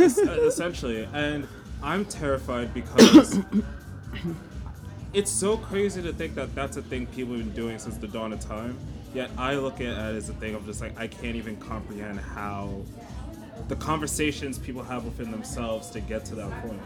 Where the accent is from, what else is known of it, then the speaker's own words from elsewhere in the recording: Rockland County, New York, United States; also born or lived in London; mostly in Rockland County